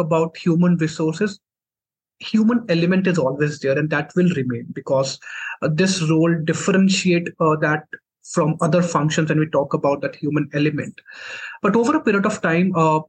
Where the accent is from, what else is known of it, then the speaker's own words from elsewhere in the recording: Jammu, Jammu and Kashmir, India; So I'm from Jammu and Kashmir. So I did my complete education in Jammu itself